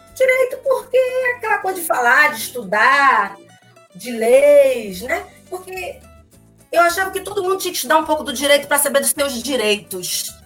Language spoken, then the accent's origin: Portuguese; São Gonçalo, Rio de Janeiro, Brazil; vim de lá de São Gonçalo